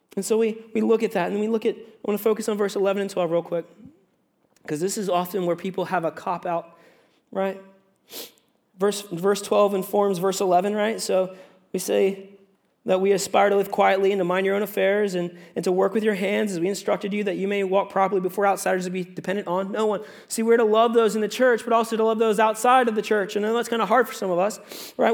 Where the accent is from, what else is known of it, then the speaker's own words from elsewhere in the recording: United States; moved away as an adult; also born or lived in Virginia; now in Canada; I'm an American